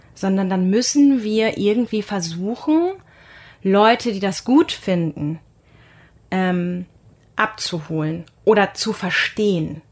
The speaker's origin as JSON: {"language": "German", "town": "Münster", "region": "North Rhine-Westphalia", "country": "Germany", "tie": "born or raised there", "said": "ich bin in Münster geboren, also ich kannte die Stadt auch ganz gut"}